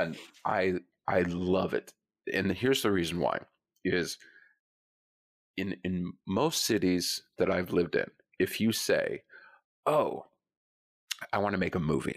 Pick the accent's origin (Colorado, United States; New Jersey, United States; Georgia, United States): Colorado, United States; moved away; I grew up in Colorado